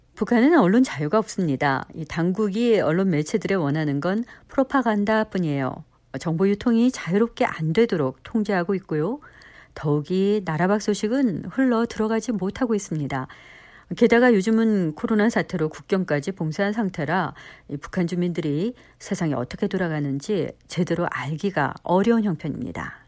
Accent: Minnesota, United States; moved away; 저는 미국 미네소타에서 나고 자랐지만

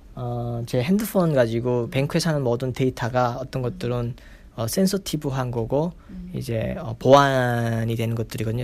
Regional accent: North Korea; now in Virginia, United States; 내가 북한에서 왔다는

